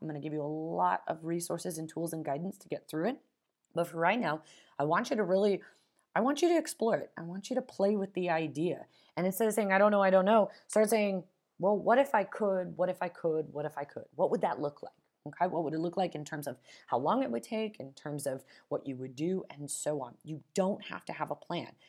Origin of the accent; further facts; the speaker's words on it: Las Vegas, Nevada, United States; moved away; I'm originally from Nevada, Las Vegas, Nevada